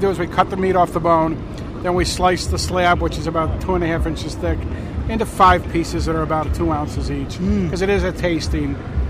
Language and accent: English; Albany, New York, United States; I'm from Albany, New York